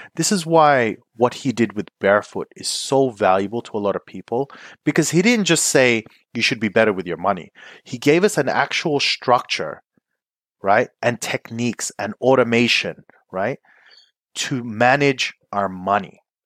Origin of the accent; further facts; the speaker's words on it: Philippines; I'm Filipino